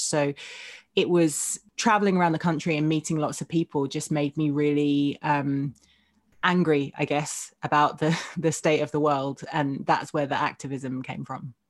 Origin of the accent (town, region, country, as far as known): Essex, East of England, United Kingdom